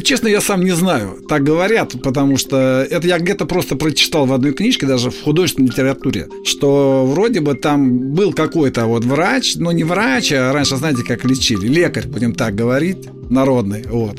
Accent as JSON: {"language": "Russian", "region": "Moscow", "country": "Russia", "said": "Я москвич, да. И где-то в 57 году наша семья из пятикомнатной переехала"}